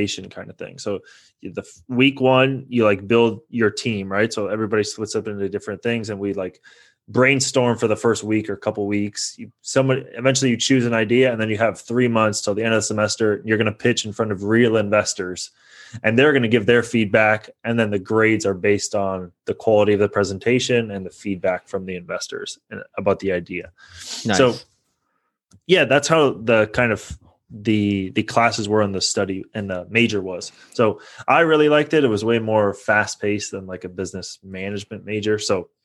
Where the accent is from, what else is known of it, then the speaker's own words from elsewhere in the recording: San Francisco Bay Area, California, United States; now in Los Angeles, United States; I grew up in the San Francisco Bay Area